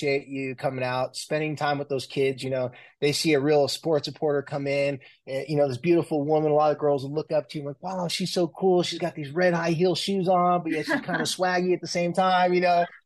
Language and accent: English; Carlsbad, California, United States; also born or lived in San Diego, California; now in Salt Lake City, United States; I was born and raised in San Diego, more specifically Carlsbad, Oceanside, California area